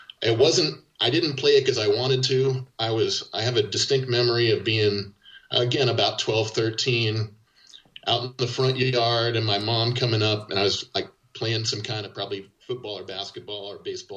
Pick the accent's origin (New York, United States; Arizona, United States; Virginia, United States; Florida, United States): Arizona, United States; Yuma; moved away; also born or lived in Oakland, California / Portland; I grew up in Yuma, Arizona, but a lot of my family was in SoCal.